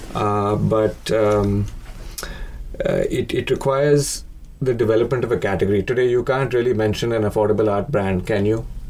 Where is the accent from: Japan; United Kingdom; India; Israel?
India; Mumbai, Maharashtra; moved away as an adult; also born or lived in New York / Hyderabad; I grew up in Bombay, spent a lot of time in New York.